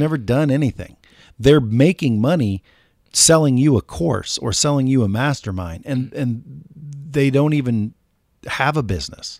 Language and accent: English; Cottage Grove, Oregon, United States; I come from a small town called Cottage Grove, Oregon.